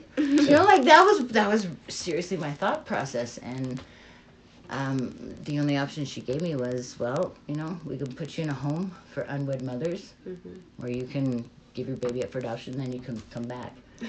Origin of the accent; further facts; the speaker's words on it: Utah, United States; moved away; I was raised Mormon. I don't know if you guys know Mormon, but I came from Utah.